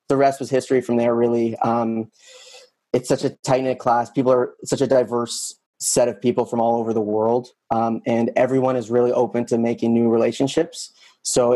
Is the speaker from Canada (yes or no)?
yes; London, Ontario, Canada; also born or lived in Toronto; I was in Toronto prior to the program, but actually a London local